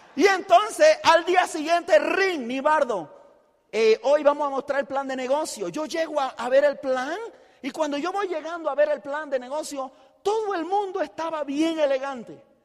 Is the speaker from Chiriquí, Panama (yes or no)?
yes; Chiriquí, Panama; yo soy de Chiriquí, el chiricano